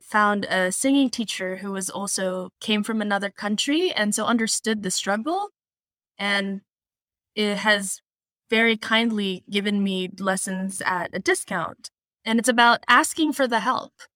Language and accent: English; Philippines; moved away as an adult; now in United States; I was born in the Philippines, and I lived there until I was twenty-one